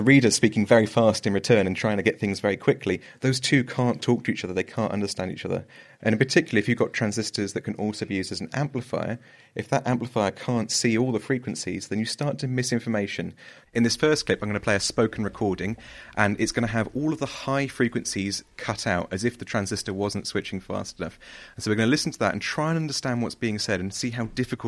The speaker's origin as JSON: {"language": "English", "area": "Somerset, West Country", "region": "South West England", "country": "United Kingdom", "said": "I'm from the West Country. I'm a Somerset lad"}